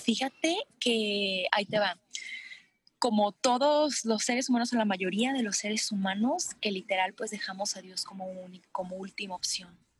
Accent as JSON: {"language": "Spanish", "town": "Cocula", "region": "Jalisco", "country": "Mexico", "tie": "born or raised there", "moved": "as an adult", "lives_now": "Guadalajara, Mexico", "said": "yo soy originaria de Cocula, Jalisco, pero radico aquí en Guadalajara"}